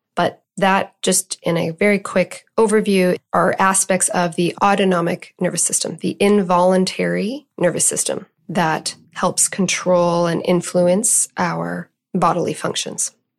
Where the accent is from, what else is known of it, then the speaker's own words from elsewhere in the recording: Canada; I'm Canadian